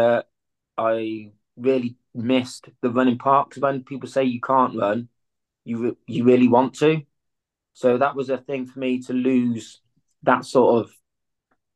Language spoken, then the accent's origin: English; Malvern, West Midlands, United Kingdom; also born or lived in Nottingham; I started my journeys or my youth in Malvern, where I am now. And then obviously things happened, so I've moved away. Now I lived in Nottingham for a while.